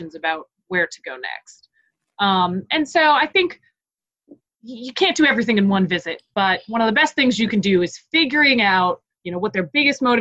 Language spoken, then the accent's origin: English; Boston, Massachusetts, United States; now in Greenville, United States; I am from the Boston area. People did a little figure skating up there. It's not all that unknown. And really, I grew up about 22 minutes away from where Team USA practiced.